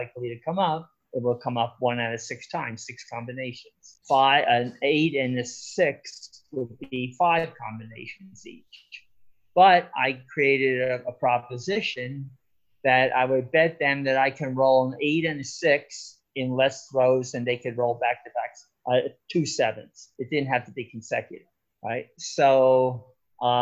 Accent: Irvington, New Jersey, United States; moved away; also born or lived in Los Angeles; I grew up in Irvington, New Jersey.

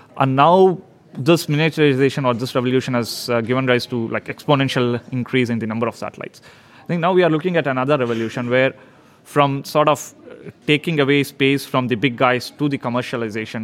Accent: India; moved away as an adult; now in Sweden; I've uh, been living in Sweden now for past 12 years, so I'm I'm a Swedish, but originally from India

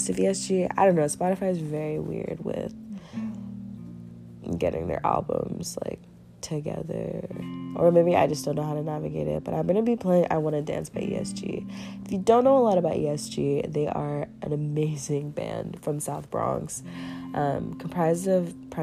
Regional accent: Nigeria; I am from Nigeria

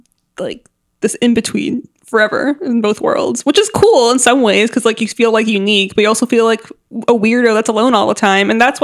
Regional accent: San Diego, California, United States; also born or lived in Anaheim / Syria; even though I was raised primarily in San Diego, I would say I don't think it's my home.

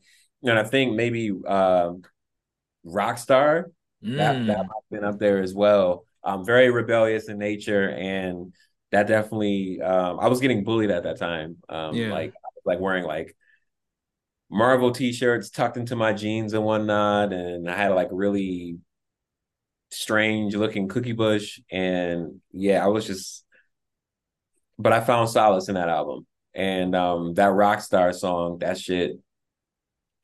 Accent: Buffalo, New York, United States; also born or lived in Louisiana; Like, I was born in Louisiana and I was a military brat, so I was moving all over the place. And then I grew up in Buffalo, New York. So I got there when I was like 7, 8.

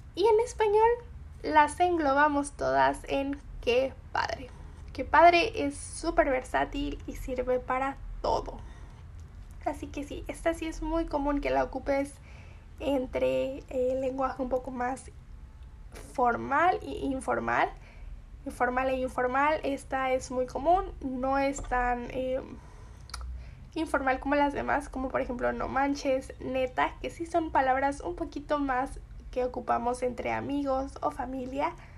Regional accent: Mexico; Yo soy mexicana y conozco muy bien estos significados y estas palabras

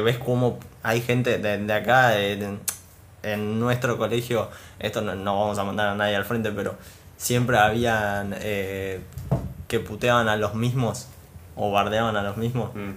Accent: Argentina; nuestro gran país, Argentina

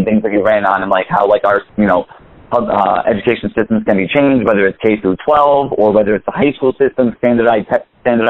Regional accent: New York City, New York, United States; moved away; I'm from New York City myself, Larry. I'm from Queens

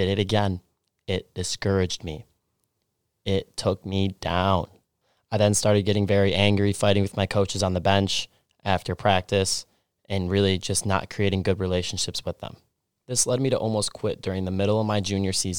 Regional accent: Stillwater, Minnesota, United States; I grew up in Stillwater, Minnesota, a small town 30 minutes outside of Minneapolis and St. Paul on the Minnesota-Wisconsin border

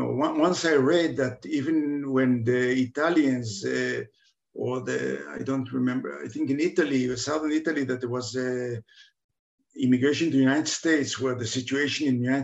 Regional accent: Budapest, Hungary; born there; I can get a Hungarian citizenship. I can get a Hungarian passport. I was born in Budapest.

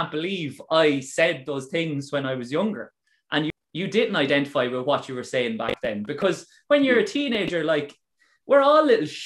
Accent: Ireland; to be a role model for the younger people in Ireland and be that prominent black figure and say, I'm Irish

